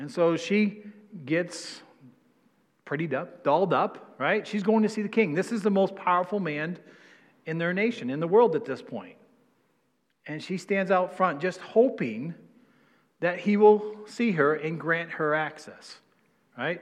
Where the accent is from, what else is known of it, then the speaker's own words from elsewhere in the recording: New England, United States; I'm from New England